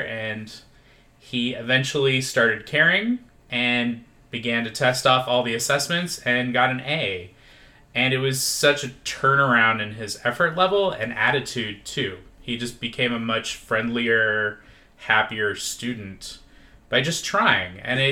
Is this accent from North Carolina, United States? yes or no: no; Lincoln, Nebraska, United States; moved away as an adult; now in Las Vegas, United States; I'm originally from Lincoln, Nebraska. Did my education there, and then moved out here at the age of 22